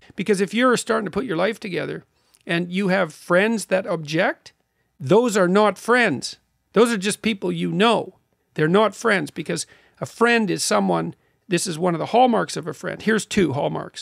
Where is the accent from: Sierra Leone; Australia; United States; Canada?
Canada; being a Canadian